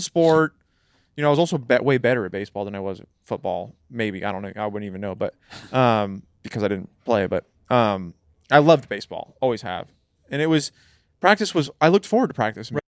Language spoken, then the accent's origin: English; California, United States; growing up in California